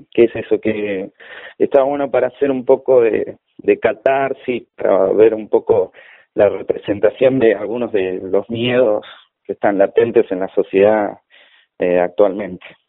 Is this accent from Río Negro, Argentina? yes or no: no; Florencio Varela, Buenos Aires Province, Argentina; also born or lived in La Plata; soy de Varela, siempre viví acá